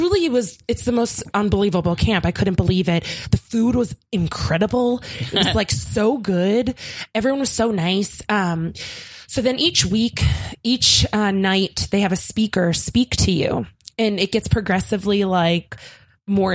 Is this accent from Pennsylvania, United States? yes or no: yes; Philadelphia, Pennsylvania, United States; I'm from Philly. And Philly's not like very pretty.